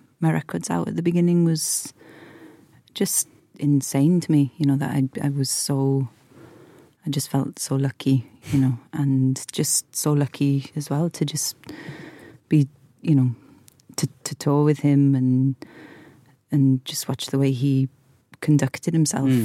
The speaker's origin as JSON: {"language": "English", "region": "Wales", "country": "United Kingdom", "tie": "born or raised there", "said": "growing up in Wales and having that band and the … whilst Britpop's going on"}